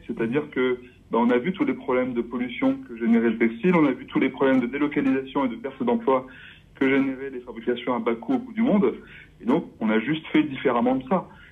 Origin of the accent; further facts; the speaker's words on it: Voreppe, Isère, Auvergne-Rhône-Alpes, France; now in Romans-sur-Isère, France; J'ai grandi à Vorette, en Isère